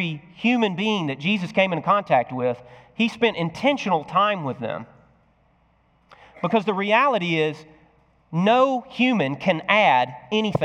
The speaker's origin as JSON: {"language": "English", "country": "United States", "said": "as American Christians"}